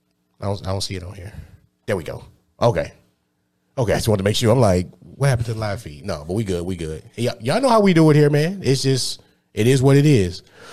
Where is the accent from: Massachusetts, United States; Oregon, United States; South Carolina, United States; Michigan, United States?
Michigan, United States; Detroit; When I was growing up in Detroit, we would, back in like the early, mid-90s